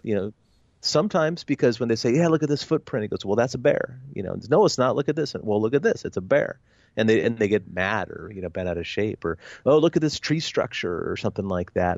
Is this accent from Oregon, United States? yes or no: yes; Oregon, United States; my home state of Oregon